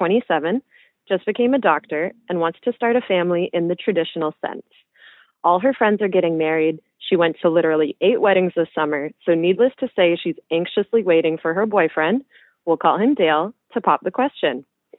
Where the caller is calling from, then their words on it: Canada; I'm calling from Canada